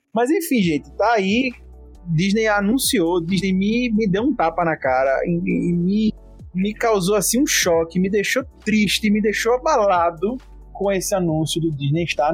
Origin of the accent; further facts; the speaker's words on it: Brazil; sou brasileiro